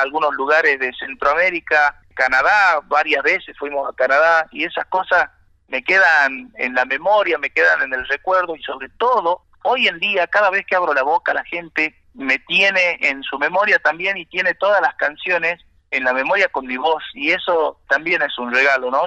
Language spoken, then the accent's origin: Spanish; Salta, Argentina; yo salí de un, lugar de Salta muy humilde